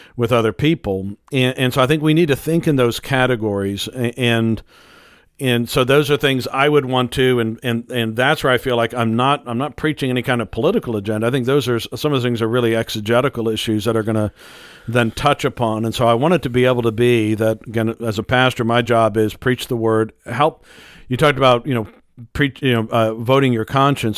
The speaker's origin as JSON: {"language": "English", "country": "United States", "said": "as an American"}